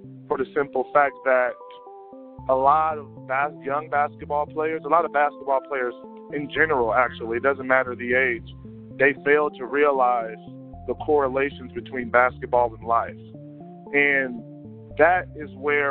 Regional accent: Las Vegas, Nevada, United States; I'm from Las Vegas, born and raised.

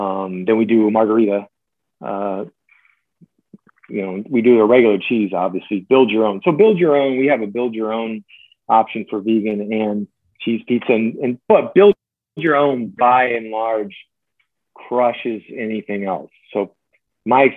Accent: New Jersey, United States; moved away; the classic pizzeria I grew up with in New Jersey

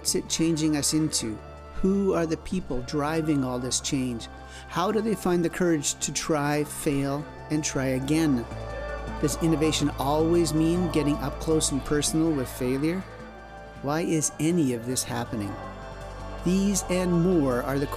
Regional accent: Canada; I'm a Canadian journalist

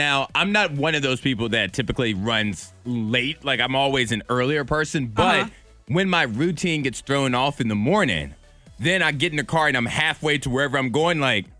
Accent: Chatham, Virginia, United States; moved away; growing up in Chatham, Virginia, you didn't get a lot of snow there.

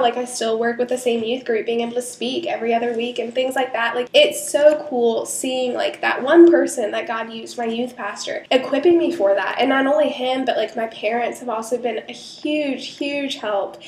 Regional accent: Charleston, United States; moved away as an adult; I moved back to Charleston, like even though this was my hometown

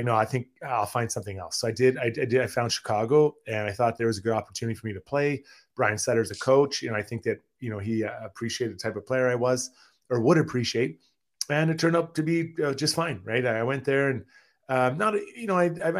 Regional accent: Edmonton, Alberta, Canada; I'm from Edmonton

